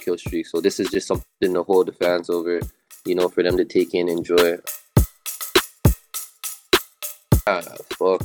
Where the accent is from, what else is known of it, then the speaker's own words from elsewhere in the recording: Toronto, Ontario, Canada; I'm from Toronto